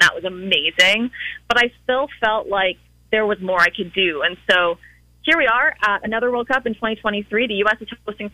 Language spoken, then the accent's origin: English; Cape Cod, Massachusetts, United States; also born or lived in Richmond, Virginia; I'm from Massachusetts. I'm from Cape Cod